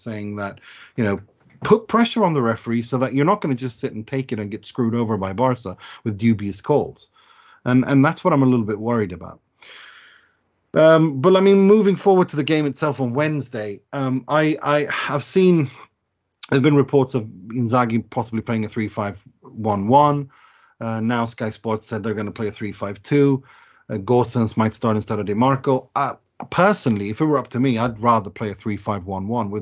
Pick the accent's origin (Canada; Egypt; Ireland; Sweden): Sweden; Gothenburg, Västra Götaland; my hometown team of IFK Gothenburg